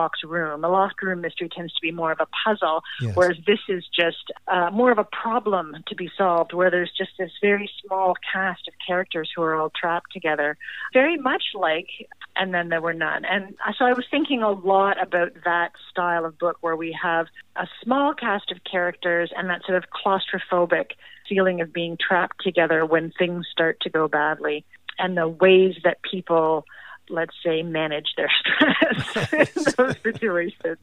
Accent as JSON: {"language": "English", "town": "Toronto", "region": "Ontario", "country": "Canada", "tie": "born or raised there", "moved": "as an adult", "lives_now": "St. John's, Canada", "said": "I've been in St. John's in Newfoundland for about 9 years, but I actually was born and raised in Toronto"}